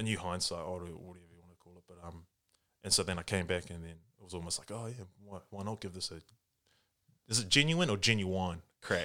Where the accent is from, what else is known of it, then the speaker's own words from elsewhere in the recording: New Zealand; English is a second language; also born or lived in Japan; I was born here, but li-, literally, like, as a six-month-year-old baby kind of thing, I went with my mum and dad, and we lived in Japan for, like, the first five years of my life